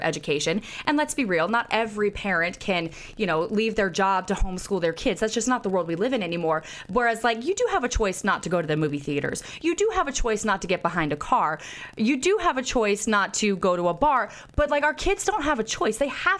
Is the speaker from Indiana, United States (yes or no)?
no; Jacksonville, Florida, United States; Jacksonville, Florida, my hometown.